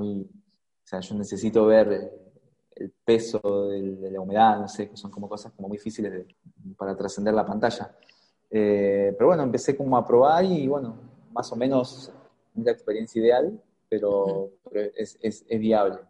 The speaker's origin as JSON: {"language": "Spanish", "country": "Argentina", "moved": "as an adult", "lives_now": "Oaxaca, Mexico", "said": "de donde soy, de donde viví hasta hace, hasta hace un año y medio, fue en Argentina"}